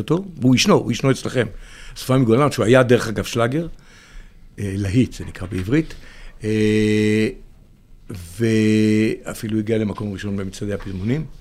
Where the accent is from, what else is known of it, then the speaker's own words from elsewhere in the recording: Israel; אני, אני קיבוצניק